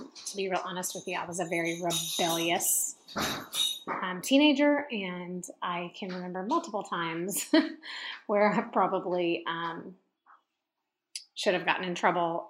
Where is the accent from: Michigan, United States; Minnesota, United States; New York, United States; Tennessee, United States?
Tennessee, United States; Memphis; where I grew up in Memphis, Tennessee